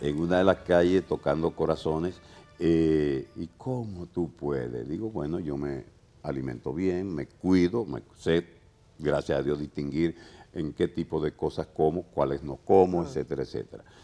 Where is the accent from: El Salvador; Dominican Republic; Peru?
Dominican Republic; also born or lived in Venezuela; yo soy dominicano y dominicanista